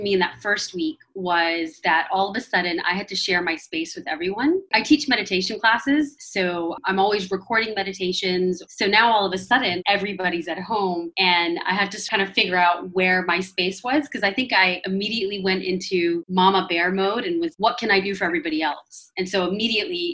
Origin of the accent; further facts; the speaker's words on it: United States; I'm from America.